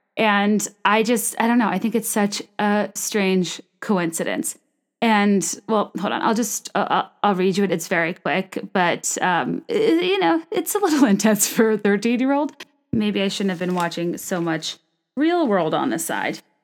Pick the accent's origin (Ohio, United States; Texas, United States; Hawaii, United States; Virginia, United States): Virginia, United States; Richmond; moved away; Richmond, Virginia, my hometown